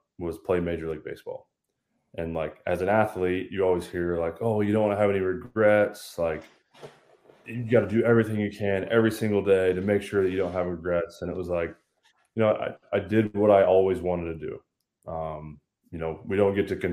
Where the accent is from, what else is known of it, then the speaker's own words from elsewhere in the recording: Lafayette, Indiana, United States; born and raised in Lafayette, Indiana. I still live here with my wife and four kids.